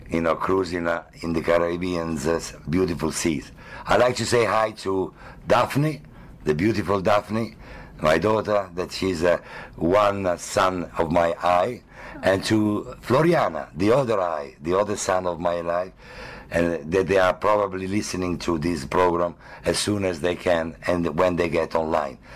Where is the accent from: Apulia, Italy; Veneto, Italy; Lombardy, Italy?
Lombardy, Italy; Milan; I am uh, from a beautiful uh, country called Italy that everyone knows for the art, the history, and the literature. And I'm from Milan, the business capital of the entire Italy